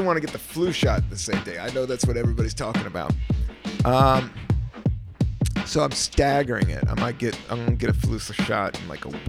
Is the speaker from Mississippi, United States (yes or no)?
no; San Francisco, California, United States; And I was from San Francisco.